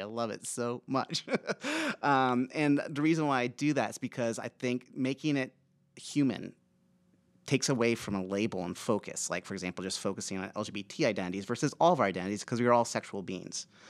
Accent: Aurora, Nebraska, United States; I grew up in Aurora, Nebraska, a small farming town, um, in the eighties

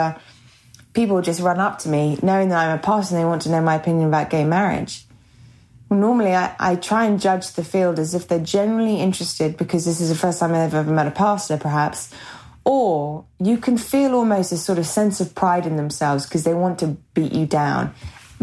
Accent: England, United Kingdom; also born or lived in America; now in United States; being English, living in America, going back over to England

